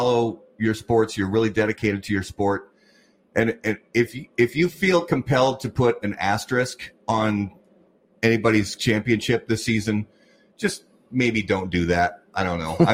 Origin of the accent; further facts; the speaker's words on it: Indiana, United States; I grew up in Indiana